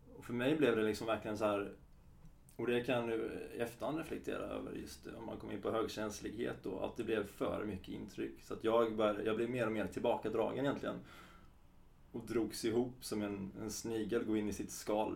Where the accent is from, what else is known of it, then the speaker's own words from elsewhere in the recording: Halmstad, Halland County, Sweden; Jag är från Halmstad och är 32